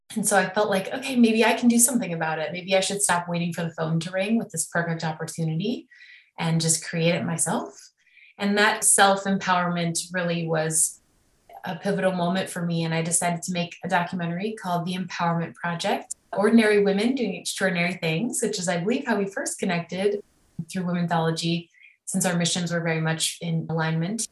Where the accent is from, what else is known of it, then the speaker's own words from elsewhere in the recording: Evanston, Illinois, United States; moved away as an adult; also born or lived in Miami, Florida; now in Los Angeles, United States; We grew up in Evanston, Illinois together